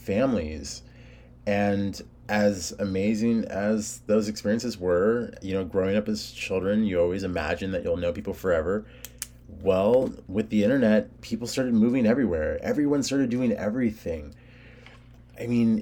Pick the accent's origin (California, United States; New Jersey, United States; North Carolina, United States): California, United States; I was born in California. My family's Hispanic